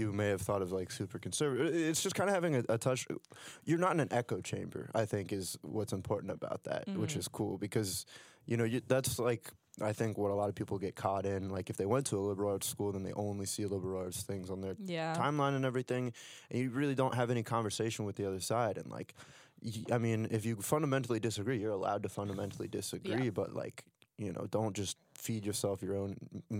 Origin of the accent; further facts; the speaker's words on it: Ohio, United States; now in Philadelphia, United States; I come from Ohio and now I'm in, mm-hmm. you know, Philadelphia.